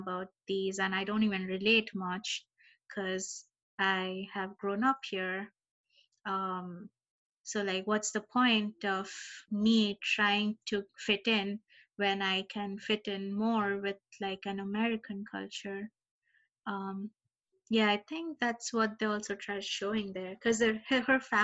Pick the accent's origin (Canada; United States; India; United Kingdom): India; growing up in India